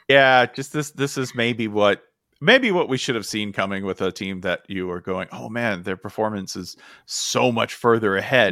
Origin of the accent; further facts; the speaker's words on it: United States; I'm an American